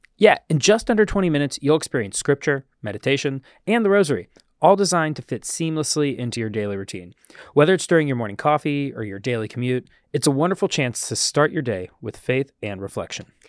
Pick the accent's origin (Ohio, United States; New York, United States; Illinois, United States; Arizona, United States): Ohio, United States; small town; moved away; my hometown in small town Ohio